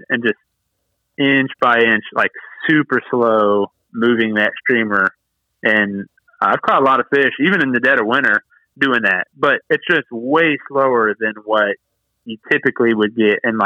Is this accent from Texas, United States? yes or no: no; Waynesboro, Virginia, United States; I grew up in Waynesboro, and I had the South River in my backyard